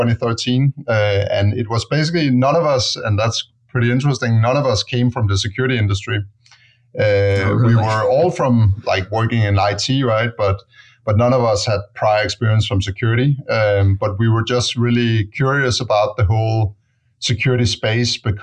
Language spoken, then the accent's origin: English; Denmark; moved away as an adult; now in San Francisco, United States; I'm originally from Denmark